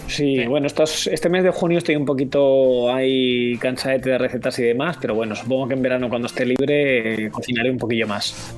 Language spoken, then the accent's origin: Spanish; Catalonia, Spain; aquí somos los tres somos catalanes. Julián, Carlos y yo somos catalanes